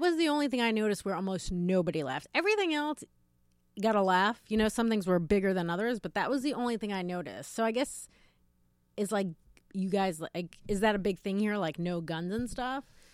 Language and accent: English; New York, United States; as a New Yorker, I've lived in New York my whole life